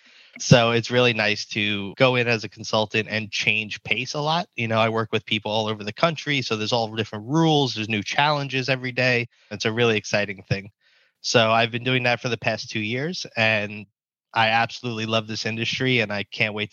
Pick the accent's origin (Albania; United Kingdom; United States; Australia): United States; East Coast; also born or lived in New York / New Jersey; So I grew up on the East Coast, where obviously cannabis has been illegal forever until now, where we're seeing it start to open, which is great. New York and New Jersey is where I call home